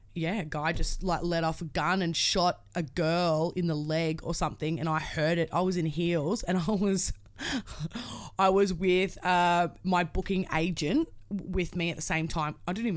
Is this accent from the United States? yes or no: no; Australia; I'm a girl from Australia that has no idea.